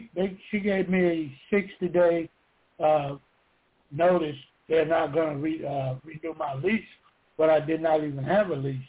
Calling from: Georgia, United States; I'm calling from Georgia.

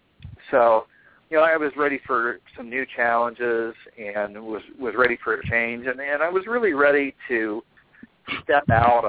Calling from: Kansas City, Missouri, United States; Kansas City, Missouri. So it's almost 11.

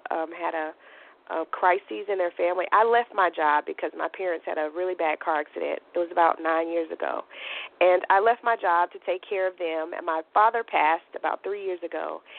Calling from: Mississippi, United States; I'm calling from Mississippi.

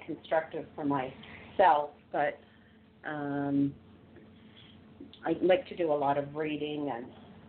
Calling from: near Toronto, Ontario, Canada; I'm calling in from Canada, from near Toronto.

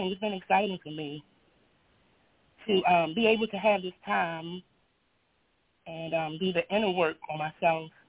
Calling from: Baltimore, Maryland, United States; I'm calling from Baltimore, Maryland.

